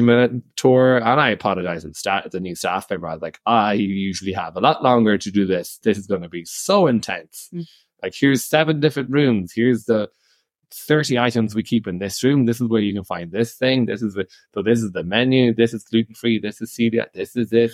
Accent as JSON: {"language": "English", "region": "Irish Midlands", "country": "Ireland", "accent": "bogger, Midlands Irish", "moved": "yes", "lives_now": "Italy", "said": "he's from the Midlands"}